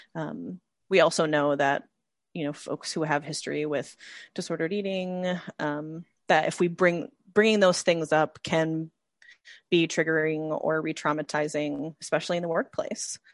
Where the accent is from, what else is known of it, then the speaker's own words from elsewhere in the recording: Midwest, United States; growing up in the Midwest, there's also a different kind of femininity